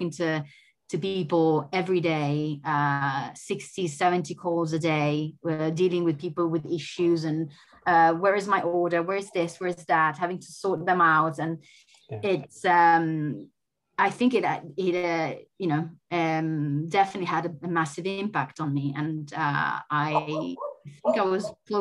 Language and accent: English; Italy; moved away as an adult; also born or lived in Germany; being away from my home country